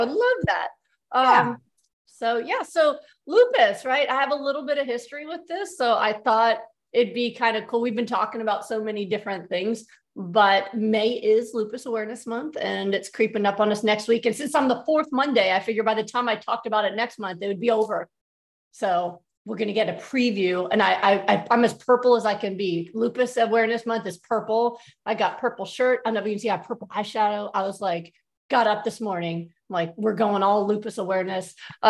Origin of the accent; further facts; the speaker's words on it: New York, United States; moved away as an adult; now in Texas, United States; growing up as a New Yorker, I kind of thought the whole South was the same.